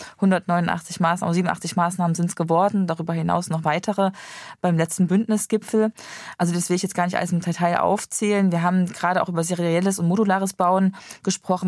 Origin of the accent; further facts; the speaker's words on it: Gera, Thuringia, Germany; in meiner Heimat äh, beobachten, in Gera aus Thüringen